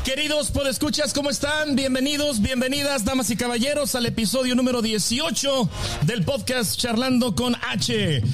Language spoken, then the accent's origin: Spanish; Delicias, Chihuahua, Mexico; en la ciudad donde yo crecí, en la prepa donde yo nací, se acostumbraban las sociedades de alumnos